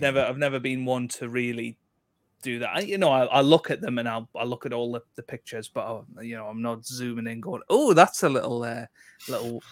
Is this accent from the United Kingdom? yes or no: yes; South Shields, North East England, United Kingdom; I'm from South Shields, which is in between Newcastle and Sunderland.